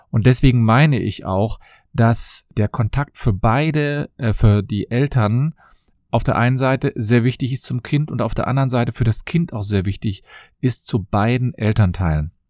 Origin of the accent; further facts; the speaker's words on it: Cologne, North Rhine-Westphalia, Germany; ich komme aus Köln und ich freue mich, dass du wieder dabei bist.